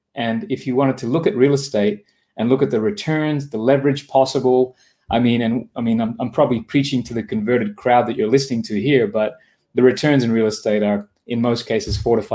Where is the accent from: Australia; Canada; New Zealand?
Australia; accent: Australian; moved away as an adult; also born or lived in Japan; my accent is from Australia because that's where I grew up